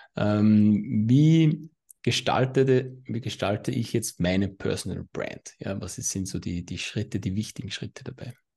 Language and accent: German; Austria; accent: Austrian; mein österreichischer Akzent